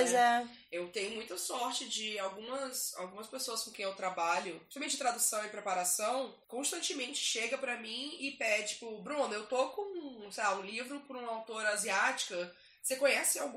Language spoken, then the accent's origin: Portuguese; Maranhão, Brazil; Ah, ah, eu sou do Maranhão.